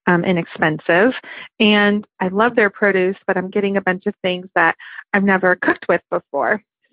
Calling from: Oakland, California, United States; I'm calling from Oakland, California.

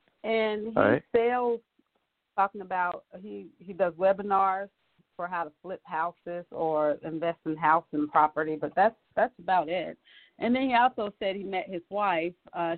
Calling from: North Carolina, United States; I'm calling from North Carolina

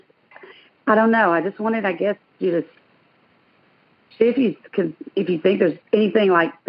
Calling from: Dothan, Alabama, United States; I'm calling from Dothan.

